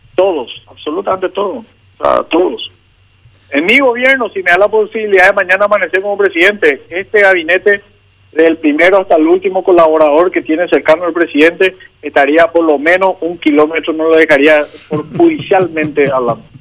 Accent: San Lorenzo, Central, Paraguay; voto y me crié en San Lorenzo, así que esta es mi ciudad

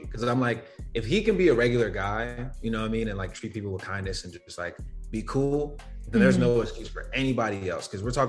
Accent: London, United Kingdom; also born or lived in Rhode Island, United States; So I was born in Rhode Island. So mm-hmm. I was born in the US. But when I was younger, I was like still an infant, I moved to the UK. So I lived in South London for a while.

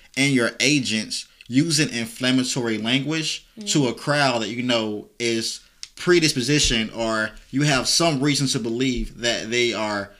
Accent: near Wilmington, North Carolina, United States; I grew up a half an hour from Wilmington

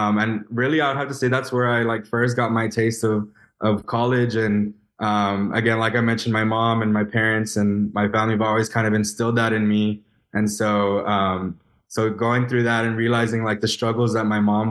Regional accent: Elsa, Texas, United States; I'm originally from Ed Couch, Elsa, Texas. So small town, deep South Texas

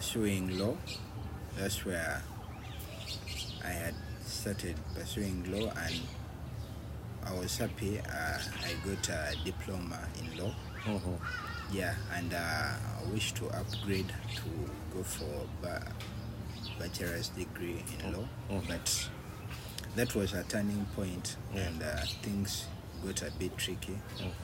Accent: Wakiso, Central Region, Uganda; I'm born and raised in Wakiso

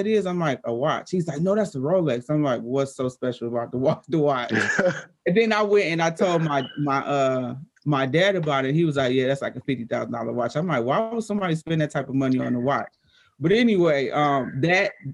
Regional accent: Detroit, Michigan, United States; I'm 13, 14, black girl from Detroit. I don't even think I mentioned that, but I'm from Detroit

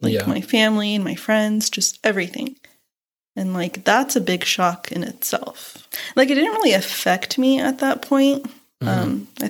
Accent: California, United States; moved away as an adult; now in Missouri, United States; I moved from California to Missouri.

